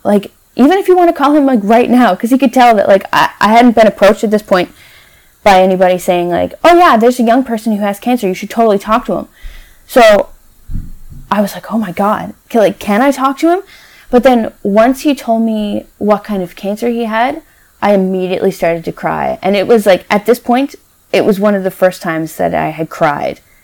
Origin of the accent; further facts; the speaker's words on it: Newfoundland and Labrador, Canada; moved away; I'm from Newfoundland originally.